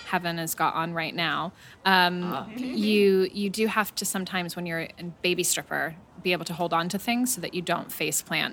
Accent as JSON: {"language": "English", "region": "California", "country": "United States", "tie": "born or raised there", "moved": "yes"}